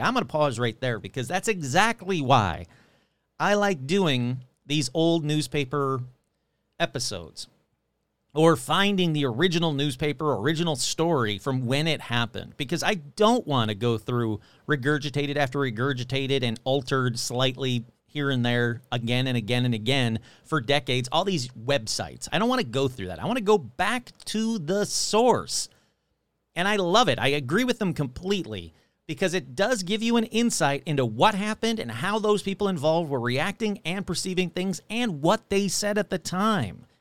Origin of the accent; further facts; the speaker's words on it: Michigan, United States; moved away; my home state of Michigan